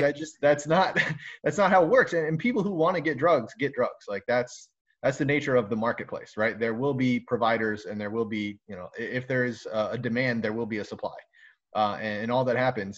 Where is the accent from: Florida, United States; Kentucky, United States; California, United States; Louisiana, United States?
Florida, United States; South; now in Michigan, United States; I'm from South Florida